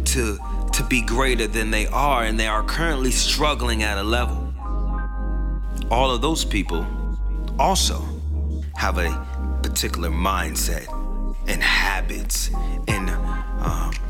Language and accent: English; Tampa, Florida, United States; my hometown, Tampa, Florida